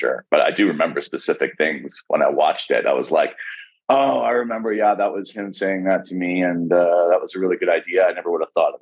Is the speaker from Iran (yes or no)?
no; Vancouver, British Columbia, Canada; also born or lived in Texas; now in Los Angeles, United States; I'm from Vancouver